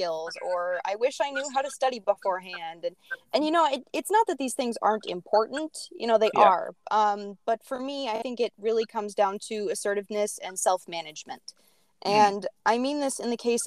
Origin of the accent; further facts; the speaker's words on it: Beloit-Janesville area, Wisconsin, United States; I grew up in the Beloit-Janesville area